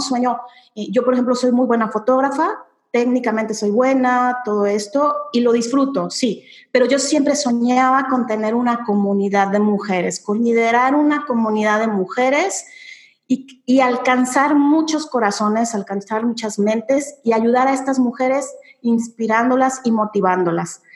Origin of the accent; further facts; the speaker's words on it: Mexico; yo soy mexicana efectivamente